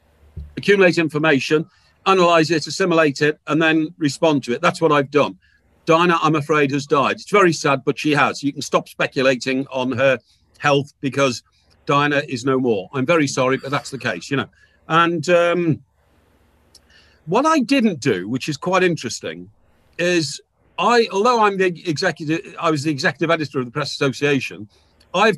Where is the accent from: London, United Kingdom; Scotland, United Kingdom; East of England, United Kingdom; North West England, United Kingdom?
North West England, United Kingdom; Chester; moved away as an adult; I was brought up in Chester, which is a little town about 15 miles from Liverpool